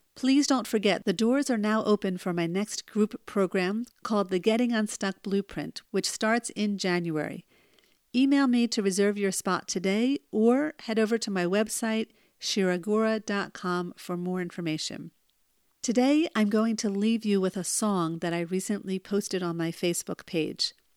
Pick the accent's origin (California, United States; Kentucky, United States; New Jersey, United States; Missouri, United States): New Jersey, United States; when I was born in New Jersey